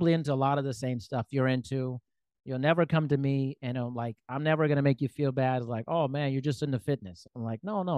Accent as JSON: {"language": "English", "country": "Germany", "tie": "born there", "also_born_or_lived": "United States", "said": "And so I wasn't born in the United States. I was born in Germany. I've lived there twice."}